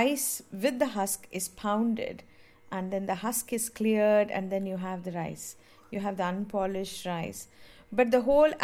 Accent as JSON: {"language": "English", "town": "Mumbai", "region": "Maharashtra", "country": "India", "tie": "born or raised there", "said": "I grew up in Mumbai"}